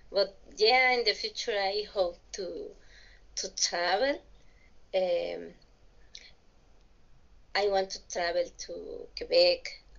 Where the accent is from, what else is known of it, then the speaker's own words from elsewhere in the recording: Villahermosa, Tabasco, Mexico; English is a second language; I was born in in a state of the Mexican Republic. I I'm from Tabasco, from Villahermosa